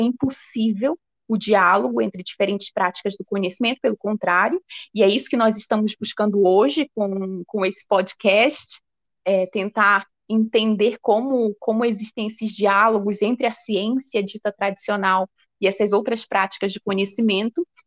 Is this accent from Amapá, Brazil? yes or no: yes; Amapá, Brazil; eu sou amazônida, então desde desde a minha infância eu tenho consciência dessa diversidade que é o nosso território